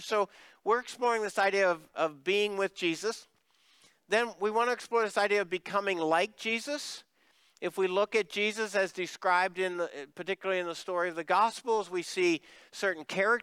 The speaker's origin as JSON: {"language": "English", "region": "Pennsylvania", "country": "United States", "moved": "yes", "lives_now": "Cibolo, United States", "said": "I'm from Pennsylvania"}